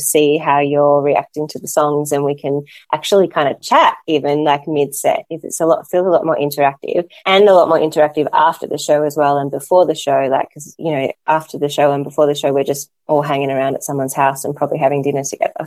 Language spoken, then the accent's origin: English; Melbourne, Victoria, Australia; also born or lived in Solomon Islands / Cambodia; in Australia or in, in Melbourne, my hometown